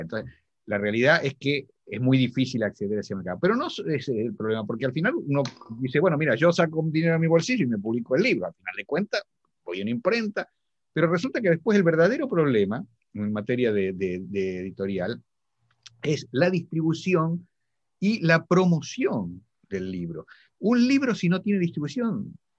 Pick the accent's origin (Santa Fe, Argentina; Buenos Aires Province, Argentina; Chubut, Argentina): Santa Fe, Argentina; Venado Tuerto; moved away as an adult; also born or lived in Buenos Aires, Argentina / Spain; now in London, United Kingdom; Yo nací en un pueblo que todos los argentinos seguramente lo conocen, una ciudad que se llama Venado Tuerto